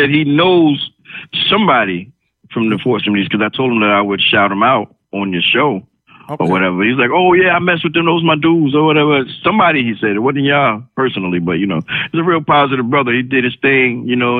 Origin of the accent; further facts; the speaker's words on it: New York City, New York, United States; I'm from Brooklyn.